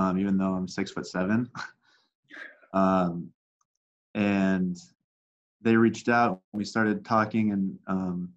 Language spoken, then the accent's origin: English; Mesa, Arizona, United States; growing up in Arizona